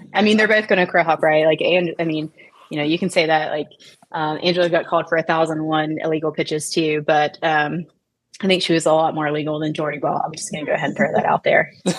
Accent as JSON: {"language": "English", "region": "Appalachia", "country": "United States", "tie": "born or raised there", "said": "I grew up in Coal Country, USA, right? And so I had a lot of country music as my walk-up songs."}